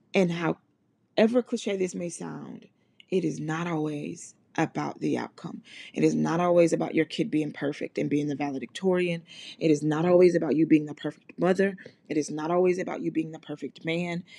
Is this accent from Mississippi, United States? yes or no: yes; Mississippi, United States; I'm from Mississippi and I grew up in, in, in church